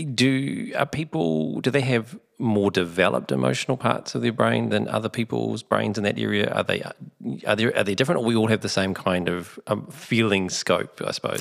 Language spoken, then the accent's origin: English; Onehunga, Auckland, New Zealand; growing up in Orniehunga